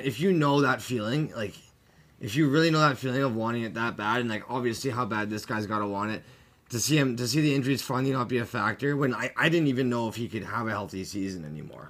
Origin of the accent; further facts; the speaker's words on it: Canada; as a Canadian and growing up in Canada my whole life